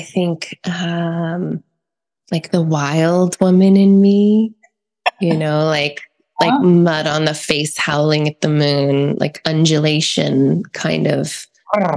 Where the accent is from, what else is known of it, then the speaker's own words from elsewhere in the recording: East Coast, United States; now in California, United States; I'm from the East Coast